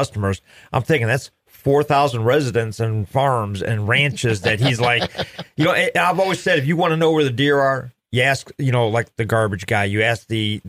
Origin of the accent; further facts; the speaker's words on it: Cleveland, Ohio, United States; I'm from Cuyahoga County up there in Cleveland.